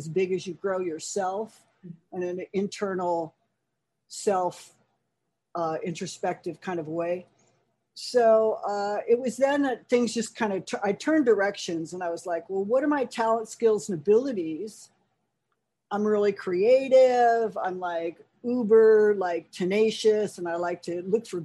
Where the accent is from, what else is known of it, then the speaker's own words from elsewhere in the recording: California, United States; moved away as an adult; also born or lived in New York City; I'm actually a fourth generation native Californian